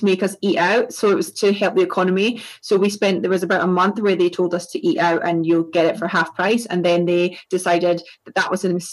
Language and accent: English; East Coast of Scotland, United Kingdom; accent: East Coast of Scotland; now in England, United Kingdom; I'm from Scotland and I live in England. So my accent is the East Coast of Scotland. And it hasn't really gone since I've lived in England. So it's pretty, it's still pretty strong.